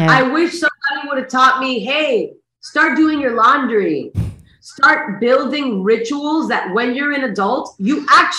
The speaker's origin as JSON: {"language": "English", "country": "United States", "tie": "born there", "said": "even though I was born in the United States, I still got that immigrant blood."}